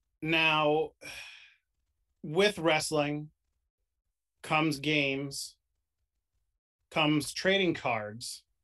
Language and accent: English; New York, United States; also born or lived in tri-state area; So, being from New York, I grew up in New York. I lived in the tri-state area for a while.